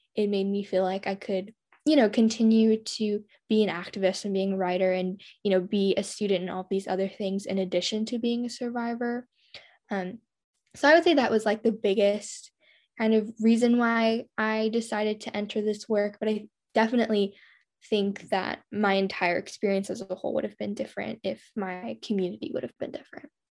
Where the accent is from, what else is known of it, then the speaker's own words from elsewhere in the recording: rural Oregon, United States; I'm from a really small town in rural Oregon.